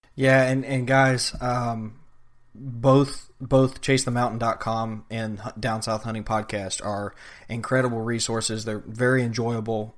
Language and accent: English; Georgia, United States; now in Florida, United States; Growing up in Georgia and then coming to Florida